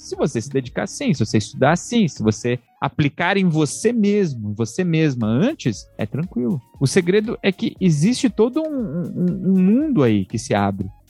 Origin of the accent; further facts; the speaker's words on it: São Paulo, Brazil; A gente é de São Paulo